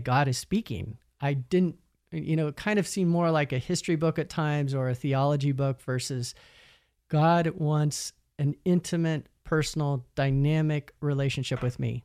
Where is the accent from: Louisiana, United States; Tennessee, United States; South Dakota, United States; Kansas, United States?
Kansas, United States; Emporia; my hometown university, Emporia State University